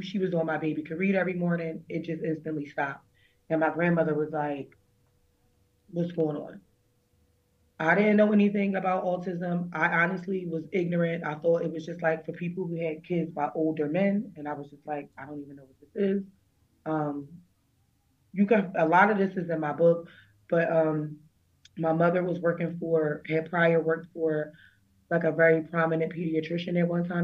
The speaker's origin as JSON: {"language": "English", "region": "Pennsylvania", "country": "United States", "also_born_or_lived": "Berks County, Pennsylvania", "said": "we moved to like Berks County because we're from Pennsylvania"}